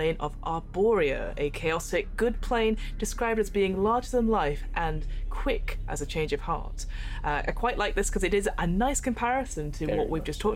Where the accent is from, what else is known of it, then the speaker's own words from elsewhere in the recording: United Kingdom; We are British people.